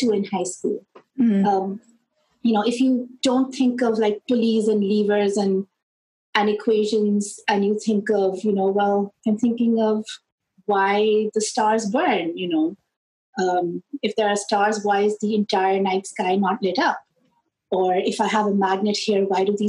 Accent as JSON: {"language": "English", "town": "Lahore", "region": "Punjab", "country": "Pakistan", "tie": "born or raised there", "moved": "yes", "said": "I grew up in Pakistan, where we have the British system of education"}